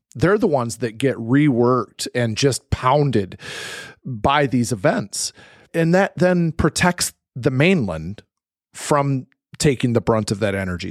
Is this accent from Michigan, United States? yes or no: yes; Michigan, United States; I'm from Michigan